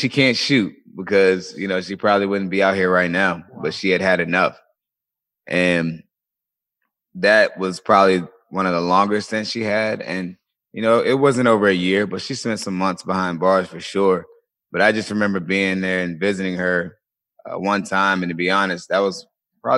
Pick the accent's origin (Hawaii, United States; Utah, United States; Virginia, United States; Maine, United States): Virginia, United States; Colonial Beach; I grew up in a small town in Virginia, a small town called Colonial Beach, Virginia.